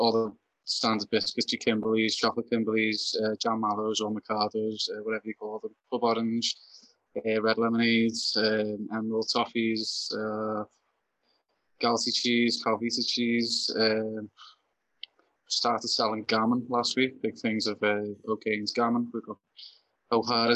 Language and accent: English; Liverpool, North West England, United Kingdom; I ended up getting raised in Liverpool instead